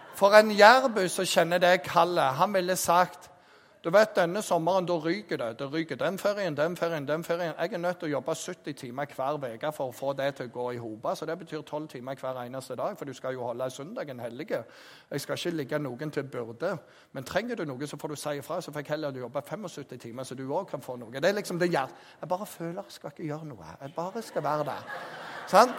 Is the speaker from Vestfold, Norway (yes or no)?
no; Jæren, Rogaland, Norway; jeg er jærbu